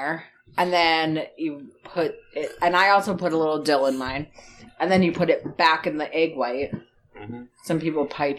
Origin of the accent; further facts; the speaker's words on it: Northeastern Pennsylvania, United States; accent: NEPA (northeastern Pennsylvania); I feel like I'm pretty good at hiding my Nipa accent most of the time